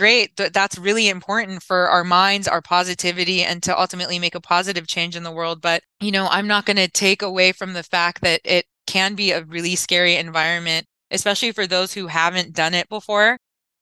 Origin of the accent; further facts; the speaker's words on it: Orange County, California, United States; I'm from Orange County, California